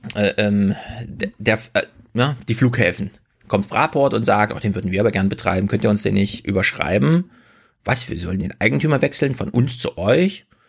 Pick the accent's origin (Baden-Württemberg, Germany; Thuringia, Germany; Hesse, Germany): Thuringia, Germany; in Thüringen, in meiner Heimat